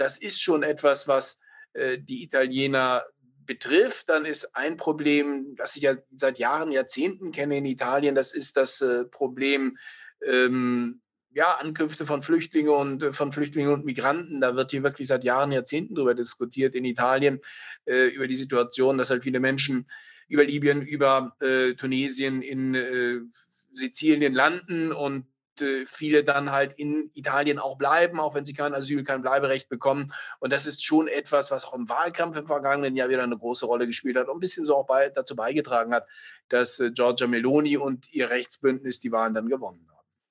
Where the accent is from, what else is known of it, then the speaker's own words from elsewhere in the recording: Germany; now in Italy; als Deutsche